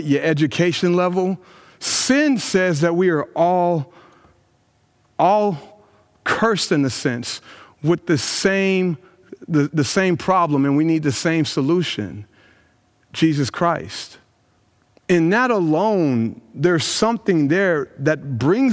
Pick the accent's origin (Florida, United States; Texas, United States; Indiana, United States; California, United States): Indiana, United States; Brownsburg; my hometown of Brownsburg, Indiana, where I've grown up